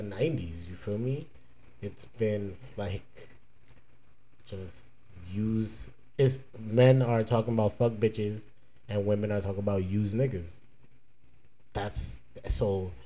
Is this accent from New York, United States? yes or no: yes; New York, United States; now in Fort Lauderdale, United States; I'm from New York